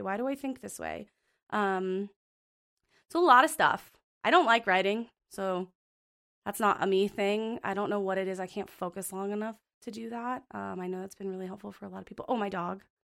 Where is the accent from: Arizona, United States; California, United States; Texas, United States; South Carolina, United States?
Arizona, United States; Phoenix; moved away as an adult; also born or lived in Montana; now in Bozeman, United States; I'm originally from Phoenix, Arizona, and it's very hot there, and I was born and raised there